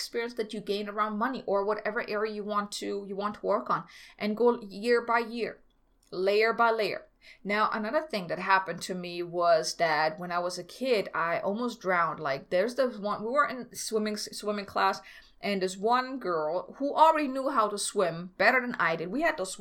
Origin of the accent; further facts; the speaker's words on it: Germany; moved away; I'm from Germany